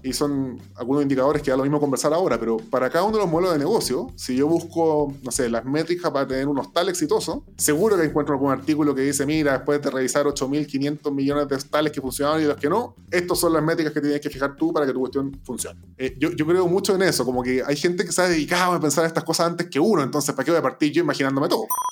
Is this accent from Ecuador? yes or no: no; Chile; moved away; pasé mi, vida antes, mi vida en Chile.